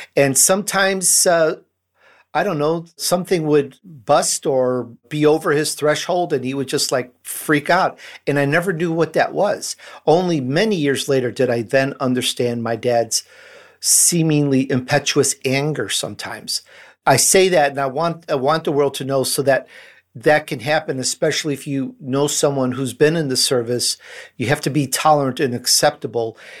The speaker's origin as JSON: {"language": "English", "town": "Chicago", "region": "Illinois", "country": "United States", "tie": "born or raised there", "also_born_or_lived": "Sicily, Italy", "accent": "Chicago", "said": "I grew up in Chicago"}